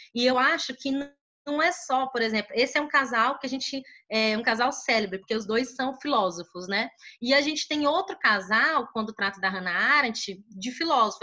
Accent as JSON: {"language": "Portuguese", "town": "Teresina", "region": "Piauí", "country": "Brazil", "said": "eu sou do Piauí, Teresina Piauí"}